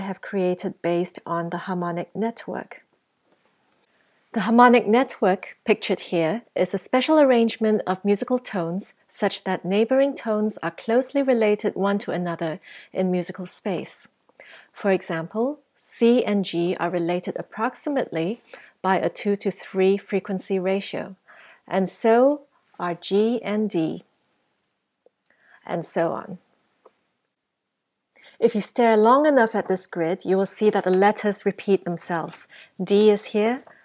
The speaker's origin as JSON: {"language": "English", "country": "Singapore", "tie": "born or raised there", "also_born_or_lived": "United States", "moved": "yes", "said": "Although born in the United States, I grew up in Singapore."}